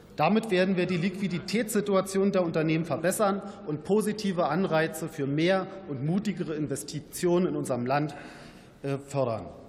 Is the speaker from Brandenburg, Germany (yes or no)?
yes; Brandenburg, Germany; meiner Heimat Brandenburg